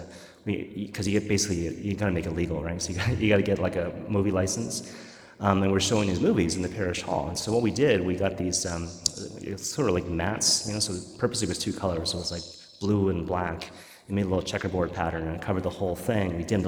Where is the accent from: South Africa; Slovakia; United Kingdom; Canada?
Canada; Vancouver, British Columbia; moved away; I'm from Vancouver